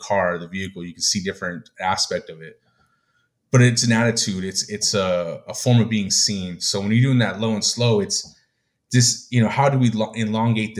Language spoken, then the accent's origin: English; United States; me, myself, as, you know, as Mexican American Chicano